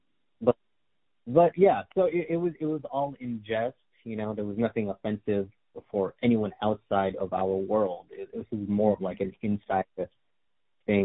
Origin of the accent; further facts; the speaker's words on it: Los Angeles, California, United States; I am Filipino-American, born here in California